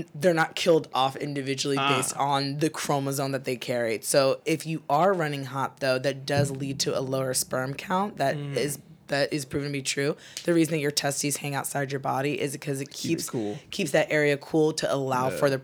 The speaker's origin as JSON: {"language": "English", "region": "New Jersey", "country": "United States", "tie": "born or raised there", "moved": "as an adult", "lives_now": "San Diego, United States", "said": "I was growing up in Jersey"}